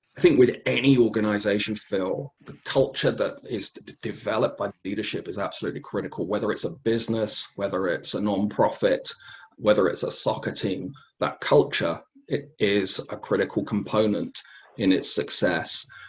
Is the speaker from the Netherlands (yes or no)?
no; England, United Kingdom; Growing up in England